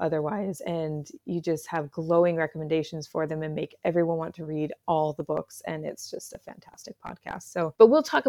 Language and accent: English; United States; moved away as an adult; also born or lived in South Dakota; I am American, born, raised there, but I've lived outside the country for almost a decade.